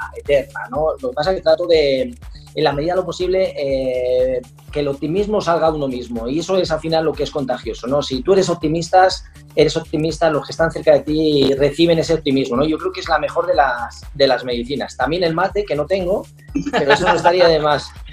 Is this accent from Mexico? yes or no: no; Spain; un campeonato del mundo en Sevilla, en mi país